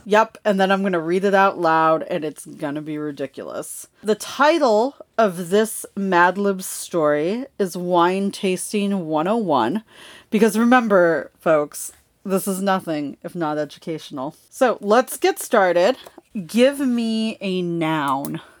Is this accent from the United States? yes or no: yes; Los Angeles, California, United States; moved away; I grew up in Los Angeles